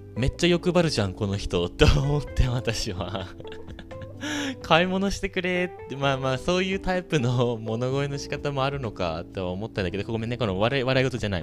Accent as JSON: {"language": "Japanese", "country": "Japan", "moved": "as an adult", "lives_now": "United States", "said": "私、ここで生まれ育ったわけじゃないの。みたいな。私、日本から来てて"}